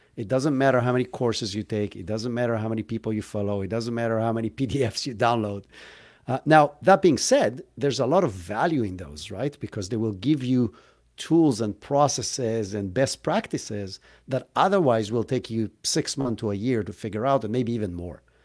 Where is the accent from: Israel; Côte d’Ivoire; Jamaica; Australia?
Israel; moved away as an adult; now in United States; I grew up in Israel, hence where if you were kind of, like, trying to pick up the accent, that's where I'm from